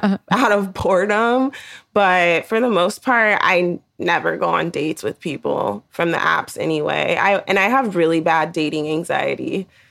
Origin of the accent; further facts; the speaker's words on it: the Bay Area, California, United States; I'm thirty-three and I'm from California, the Bay Area to be specific.